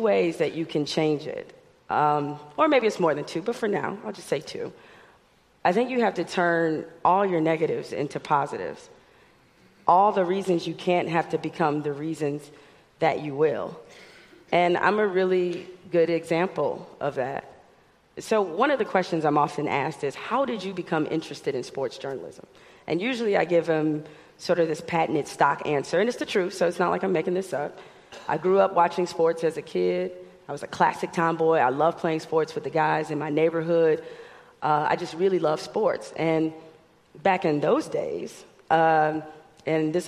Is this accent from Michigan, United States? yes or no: yes; Detroit, Michigan, United States; growing up in Detroit